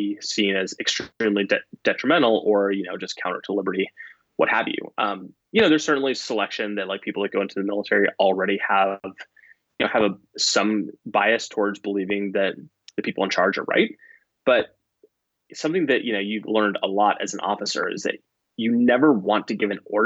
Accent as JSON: {"language": "English", "country": "United States", "said": "as an American"}